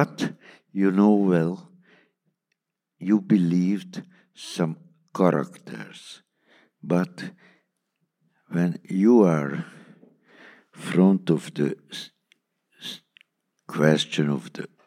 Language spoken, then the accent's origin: English; Hungary; English is a second language; my mother language is not English